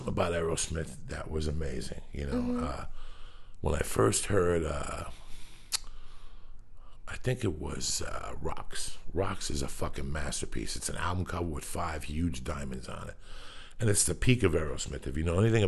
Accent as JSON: {"language": "English", "region": "New Jersey", "country": "United States", "tie": "born or raised there", "moved": "yes"}